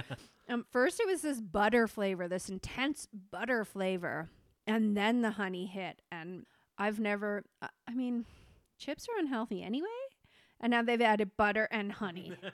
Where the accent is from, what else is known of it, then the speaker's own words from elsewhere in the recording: Canada; being Canadian